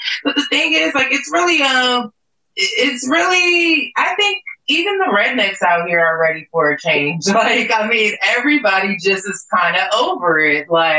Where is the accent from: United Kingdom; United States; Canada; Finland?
United States; Virginia Beach, Virginia; now in Atlanta, United States; I'm actually from Virginia. So where they're from is called Nova, Northern Virginia. I'm from the coast of Virginia. I'm from like Virginia Beach.